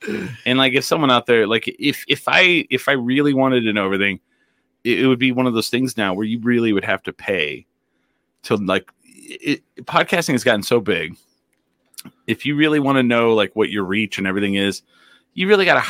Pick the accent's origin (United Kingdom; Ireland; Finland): Finland; We're from Finland. We're nice.